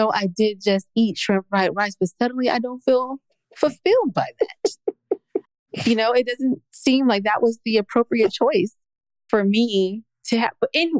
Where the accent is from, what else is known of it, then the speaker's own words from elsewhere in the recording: California, United States; moved away; I'm from California